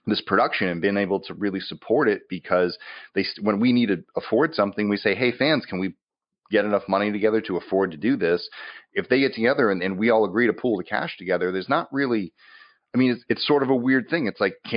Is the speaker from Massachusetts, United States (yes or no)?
yes; Massachusetts, United States; now in Los Angeles, United States; I'm from Massachusetts. I mostly spent most of my time in New England when I was there. I moved out to LA.